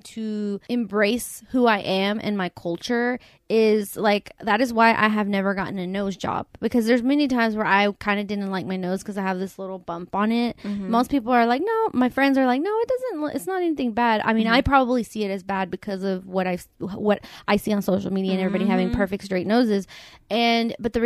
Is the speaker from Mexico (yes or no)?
yes; Mexico; moved away; I always say Mexican, but mm-hmm. I'm always like Latino mm-hmm. or Latina, because I was born in Mexico